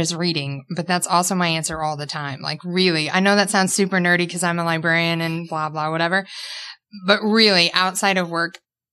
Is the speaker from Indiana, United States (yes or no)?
yes; Posey County, Indiana, United States; as a child, I grew up in Posey County.